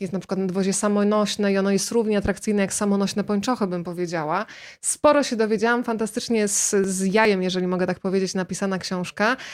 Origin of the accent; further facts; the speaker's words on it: Rzeszów, Subcarpathian Voivodeship, Poland; ja też jestem z Podkarpacia, z Rzeszowa